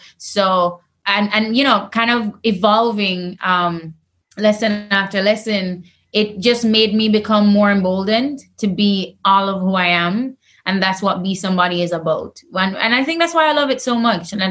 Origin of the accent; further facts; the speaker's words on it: Jamaica; I'm Jamaican